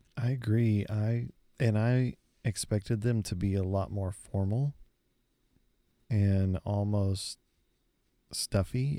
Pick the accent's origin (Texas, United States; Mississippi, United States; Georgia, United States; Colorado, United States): Texas, United States; we're from Texas